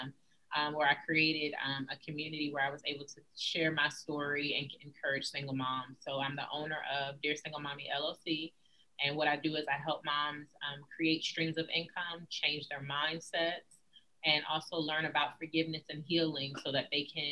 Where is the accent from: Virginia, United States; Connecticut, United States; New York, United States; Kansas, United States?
Virginia, United States; also born or lived in San Antonio, Texas; I grew up in a two-parent household. I am from Virginia